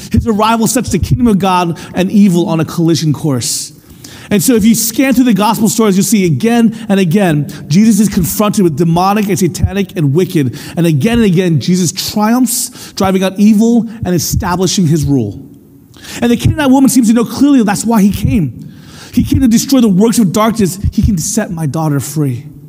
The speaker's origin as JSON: {"language": "English", "country": "United States", "tie": "born or raised there", "first_language": "English", "said": "I was born in America, raised to speak English, and my experience was one of being an American"}